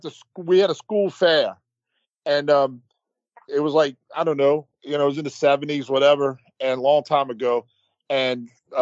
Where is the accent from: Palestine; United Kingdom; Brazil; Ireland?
Palestine; West Bank; Because, I mean, I grew up on the West Bank, so I'm used to, you know, all that, you know.